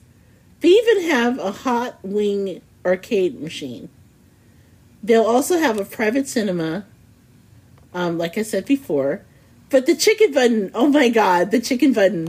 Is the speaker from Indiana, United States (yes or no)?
yes; Indianapolis, Indiana, United States; I hail from Indianapolis, and we are famous for many things, including our chicken limo.